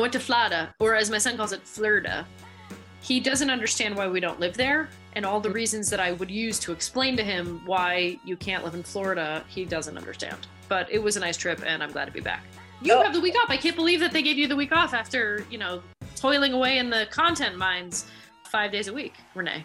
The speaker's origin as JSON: {"language": "English", "town": "Montreal", "region": "Quebec", "country": "Canada", "tie": "born or raised there", "said": "I grew up in Montreal"}